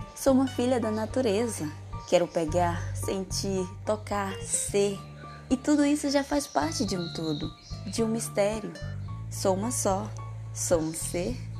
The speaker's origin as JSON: {"language": "Portuguese", "town": "São Félix do Xingu", "region": "Pará", "country": "Brazil", "said": "sou de São Félix do Xingu, Pará."}